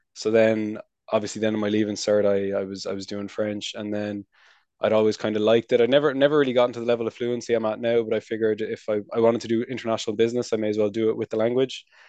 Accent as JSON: {"language": "English", "town": "Wicklow", "region": "Leinster", "country": "Ireland", "also_born_or_lived": "Nantes, France", "moved": "as an adult", "lives_now": "Paris, France", "said": "I'm from Wicklow"}